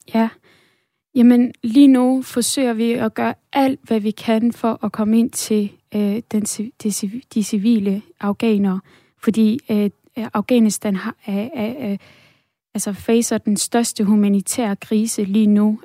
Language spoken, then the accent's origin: Danish; Denmark; da jeg voksede op her i Danmark